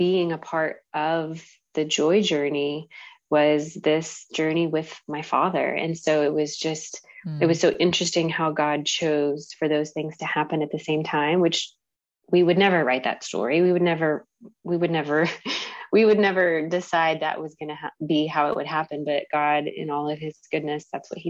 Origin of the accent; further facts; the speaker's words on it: Carrollton, United States; I'm from Carrollton and my husband's from Michigan, small town Michigan